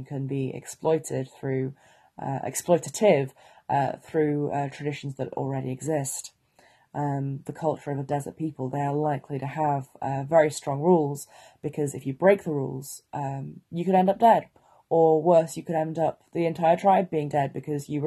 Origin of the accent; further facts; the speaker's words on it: Wales, United Kingdom; I'm Welsh